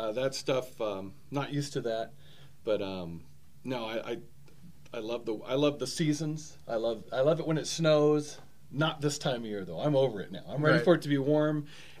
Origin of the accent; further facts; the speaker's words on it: San Diego, California, United States; moved away as an adult; now in Colorado Springs, United States; I was always a left coast, born and raised in San Diego. Loved the sunshine.